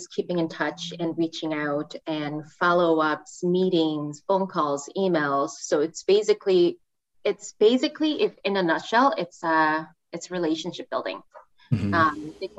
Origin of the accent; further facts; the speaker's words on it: South Korea; English is a second language; moved away as an adult; also born or lived in Seattle, United States; now in Canada; So I'm originally from Korea. I was born and raised there. And I moved to Canada in 2014. So that's about 8 years ago.